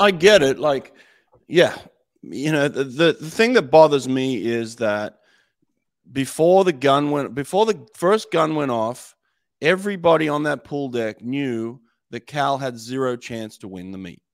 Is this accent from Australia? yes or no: yes; Australia; moved away as an adult; now in United States; born in Australia, represented Australia at a couple of Olympics